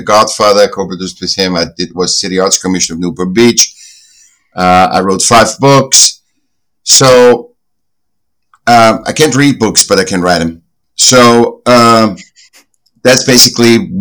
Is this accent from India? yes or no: no; Vienna, Austria; moved away; I was born in Vienna, Austria, and I was a sick child and then went to school